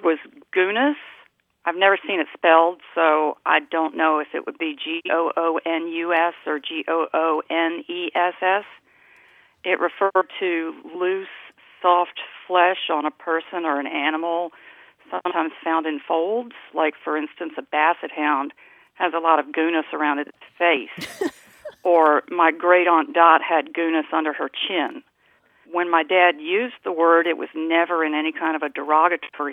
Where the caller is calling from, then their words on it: Virginia Beach, Virginia, United States; I'm calling from Virginia Beach, Virginia